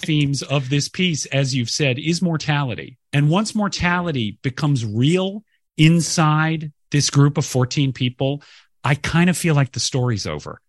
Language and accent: English; Sandy Springs, Georgia, United States; from Sandy Springs, which is a northwestern suburb of Atlanta